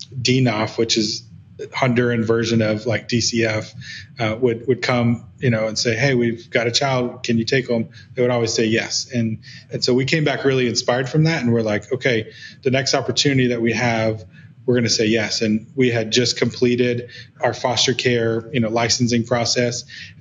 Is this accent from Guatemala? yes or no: yes; Guatemala; my experience growing up in Guatemala in a different culture, in a different context